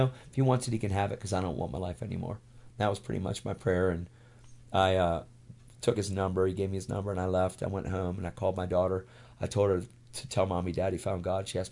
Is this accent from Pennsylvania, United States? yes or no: yes; York, Pennsylvania, United States; I went to this one church out of 586 churches in my hometown in York, Pennsylvania, where we lived